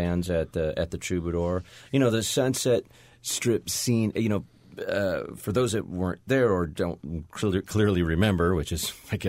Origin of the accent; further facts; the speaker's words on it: Buena Park, California, United States; Out in Orange County, right across from where I grew up in Buena Park, Anaheim, Cypress